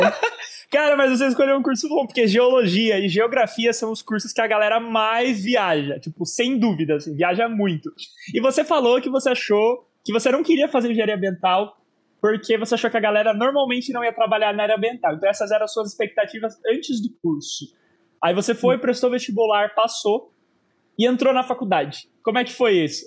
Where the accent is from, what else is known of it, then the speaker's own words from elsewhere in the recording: Sorocaba, São Paulo, Brazil; Sorocaba, né, por ser inclusive a minha cidade e a cidade em que eu estou gravando aqui esse episódio